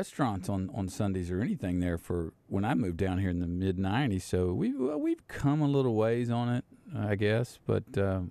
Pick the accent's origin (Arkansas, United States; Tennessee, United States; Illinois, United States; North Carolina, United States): Arkansas, United States; East; I grew up in East Arkansas.